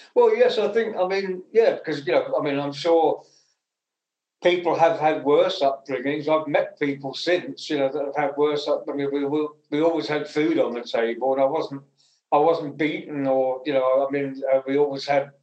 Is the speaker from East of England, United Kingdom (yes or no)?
yes; Essex, East of England, United Kingdom; I was born in Essex, and um, I went to a comprehensive school when I was 11